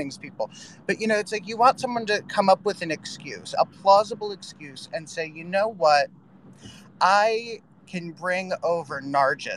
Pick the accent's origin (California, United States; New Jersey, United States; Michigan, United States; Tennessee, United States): New Jersey, United States; Northern; I grew up in Northern New Jersey